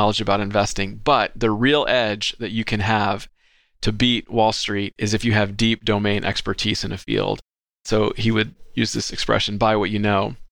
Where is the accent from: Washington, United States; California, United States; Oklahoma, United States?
California, United States; Southern; I was born and raised in Southern California